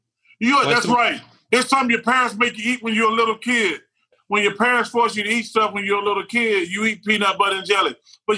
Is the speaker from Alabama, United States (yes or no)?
yes; Alabama, United States; I grew up in Alabama